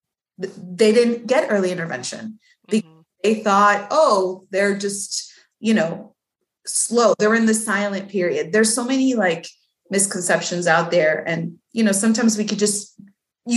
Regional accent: Mexico; born or raised there; English is a second language; also born or lived in Texas / Florida; now in United States

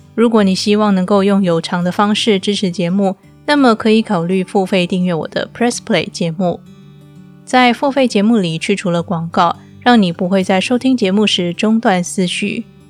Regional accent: Taiwan; now in Istanbul, Turkey; 我记得小时候，长辈们最常挂在嘴边的一句闽南语是“台湾钱淹脚木”。

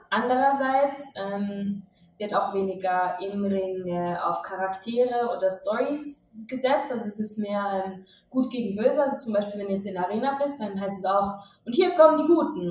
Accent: Switzerland; moved away as an adult; now in Mexico City, Mexico; ich bin Schweizerin ähm, und ich habe vorher im Marketing in der Schweiz gearbeitet.

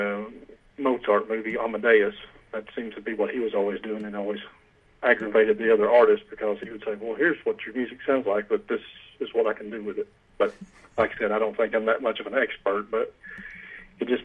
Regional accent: Knoxville, Tennessee, United States; Knoxville, Tennessee. I've lived here my whole life, and I'm 43 now

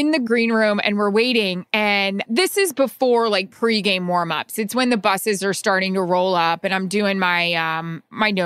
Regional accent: Florida, United States; I'm from Florida. I went to school in Florida

